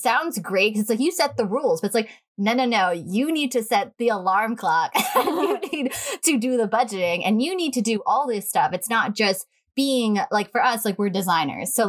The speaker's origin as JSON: {"language": "English", "area": "Long Island", "region": "New York", "country": "United States", "tie": "born or raised there", "said": "we've been on this island since we were born"}